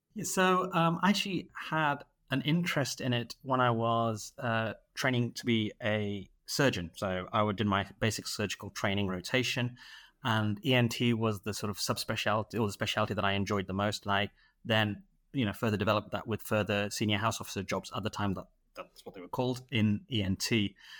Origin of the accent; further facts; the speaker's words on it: Manchester, North West England, United Kingdom; moved away as an adult; now in Dubai, United Arab Emirates; originally I'm from Manchester. I did my, uh, medical school and training in Manchester, and, uh, I moved to the Middle East, uh, in twenty eighteen